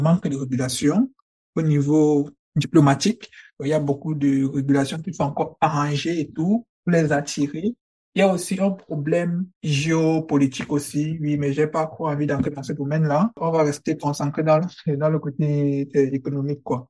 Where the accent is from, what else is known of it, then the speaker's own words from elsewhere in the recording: Cameroon; moved away as an adult; now in Germany; j'obtiens mon baccalauréat en 2018 mm-hmm. au Cameroun, je suis camerounais